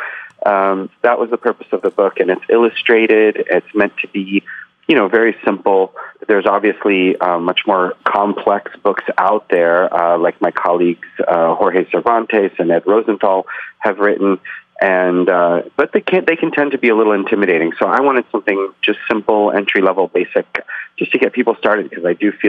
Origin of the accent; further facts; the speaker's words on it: Saint Petersburg, Russia; born there; moved away; I was born in the Soviet Union. I was born in Leningrad, which is now St. Petersburg, in the Soviet Union, which is now Russia.